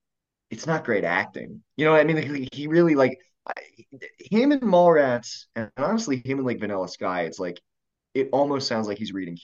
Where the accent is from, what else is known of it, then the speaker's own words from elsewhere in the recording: Maryland, United States; accent: Maryland; I would do comedy in DC, and I dated this older woman who was like crazy, and she was like, if you want to be successful, you need to lose your Maryland accent.